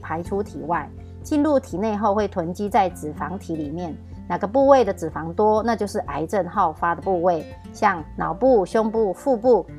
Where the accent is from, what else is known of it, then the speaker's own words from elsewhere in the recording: Miaoli County, Taiwan; 大家好，我是苗栗的